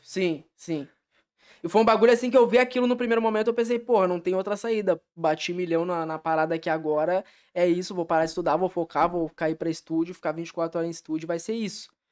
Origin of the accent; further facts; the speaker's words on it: Taquara, Rio Grande do Sul, Brazil; moved away as an adult; now in São Leopoldo, Brazil; Em meados de 2016, eu saí de Taquara para vir aqui para vir para São Leopoldo